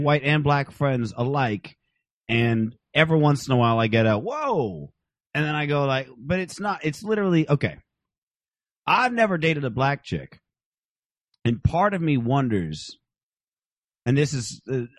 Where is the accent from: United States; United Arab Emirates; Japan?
United States; Phoenix, Arizona; I'm from Phoenix